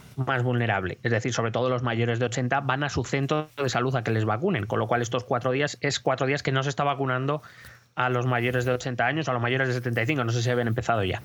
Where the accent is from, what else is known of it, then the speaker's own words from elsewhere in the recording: Madrid, Community of Madrid, Spain; como madrileño pido una piedad que no nos van a conceder